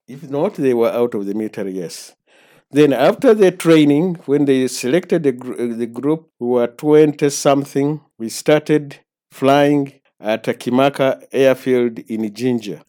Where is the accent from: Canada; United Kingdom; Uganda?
Uganda; Masindi, Western Region; I was born in Masindi Hospital in nineteen forty-four